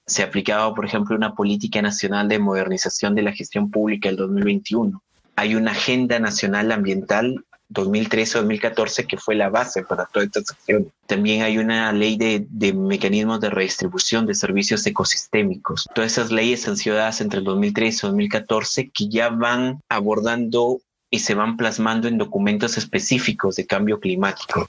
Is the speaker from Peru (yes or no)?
yes; Piura, Peru; yo soy de una ciudad del norte de Piura, de, del norte de Perú, perdón, que se llama Piura